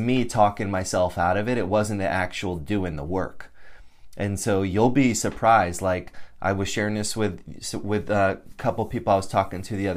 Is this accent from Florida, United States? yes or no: no; Connecticut, United States; moved away as an adult; I grew up in Connecticut